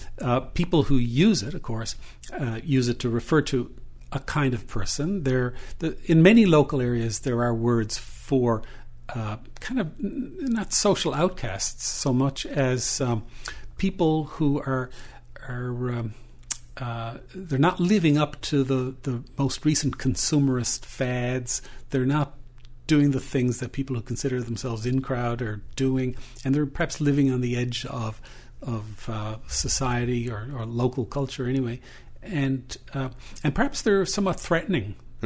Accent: Newfoundland and Labrador, Canada; I'm a Newfoundlander

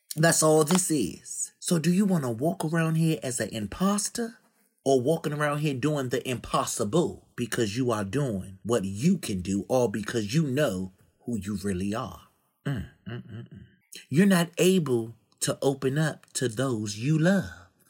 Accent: Washington, District of Columbia, United States; my hometown in Washington, D C

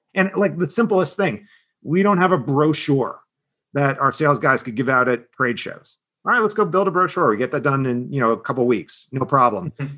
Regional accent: Southern New Jersey, United States; I'm from a, a, part of Philadelphia. Some people refer to it as Southern New Jersey. Um, so really a Jersey kid. Um, exit four on um, on the turnpike

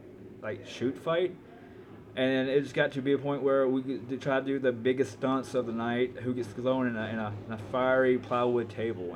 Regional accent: Memphis, Tennessee, United States; I was raised in Memphis, Tennessee

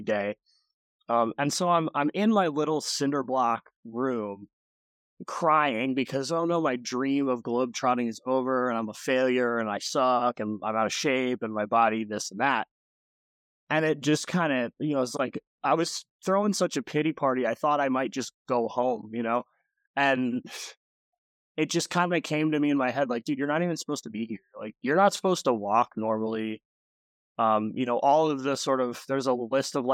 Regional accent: Grand Rapids, Michigan, United States; I was born in Grand Rapids, Michigan

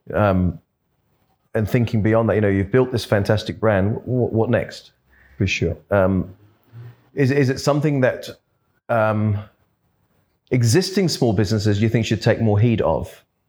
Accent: London, United Kingdom; also born or lived in Perth / Adelaide / Brisbane; now in Australia; I was brought up in London

